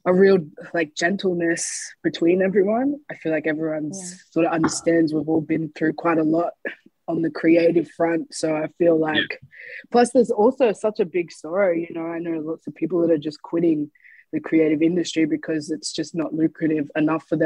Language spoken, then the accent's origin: English; Brisbane, Queensland, Australia; also born or lived in Gold Coast; I actually spent a lot of time going back and forth from hmm. Gold Coast and Brisbane. I moved around a lot, not only when I was a kid, but in my teen years and as I was becoming a young adult.